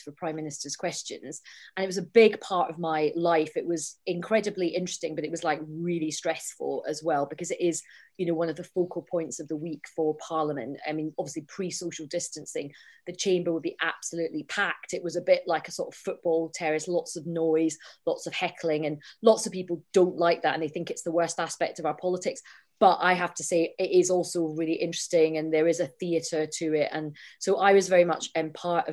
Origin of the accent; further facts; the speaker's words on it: Scotland, United Kingdom; I'm Scottish and I'm Indian